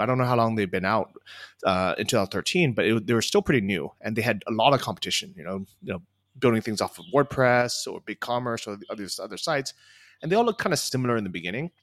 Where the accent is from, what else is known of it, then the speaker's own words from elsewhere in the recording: California, United States; moved away as an adult; also born or lived in Los Angeles, California / Thailand; now in Chiang Mai, Thailand; I grew up in California